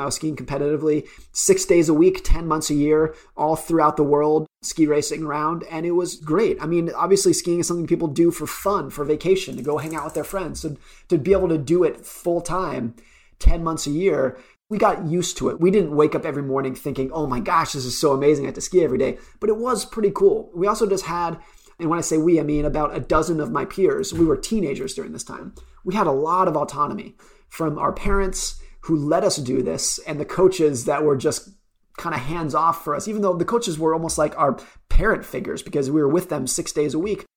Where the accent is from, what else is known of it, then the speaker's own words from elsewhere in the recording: United States; I grew up around Lake Tahoe.